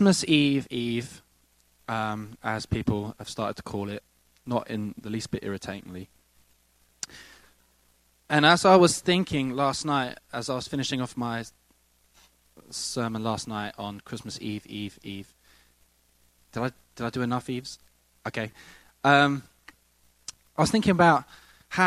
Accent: England, United Kingdom; now in United States; I come from England

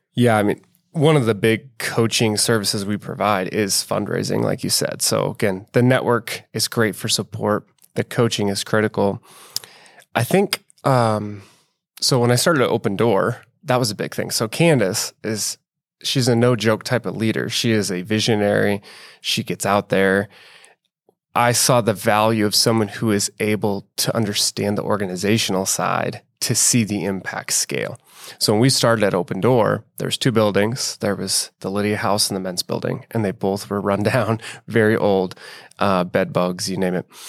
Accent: Bellevue, Nebraska, United States; also born or lived in inner-city Omaha; I'm from Bellevue, which in the Omaha metro, kind of a suburban area.

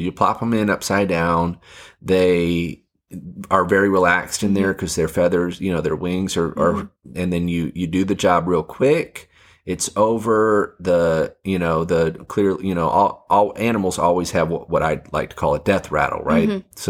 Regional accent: Fiji; it got me thinking about growing up in Fiji.

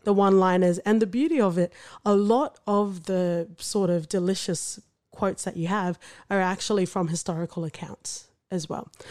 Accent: Australia; growing up in Australia

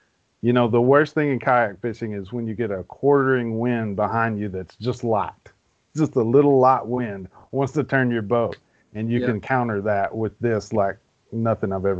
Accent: Arkansas, United States; I fished the KBF FLW Cup, which was at Ouachita, which is in my home state

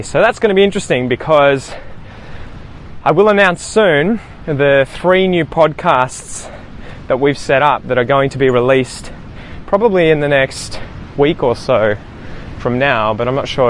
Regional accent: Australia; first language English; as Australian as I am. I just grew up here as a kid

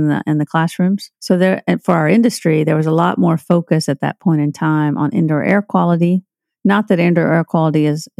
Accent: Tennessee, United States; I'm from Tennessee

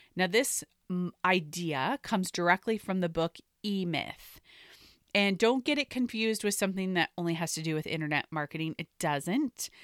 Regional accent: the Northwest, Pacific Northwest, United States; I grew up in the Northwest, so Nordstrom was actually a natural part of where we would shop as I grew up.

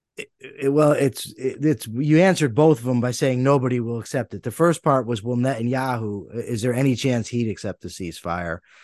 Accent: United States; my vantage point as an American

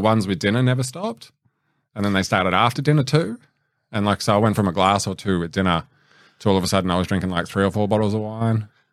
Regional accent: Blacktown, New South Wales, Australia; born or raised there

